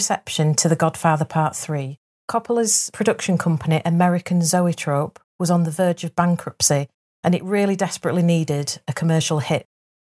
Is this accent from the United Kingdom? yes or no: yes; Leeds, Yorkshire and the Humber, United Kingdom; I'm from Leeds.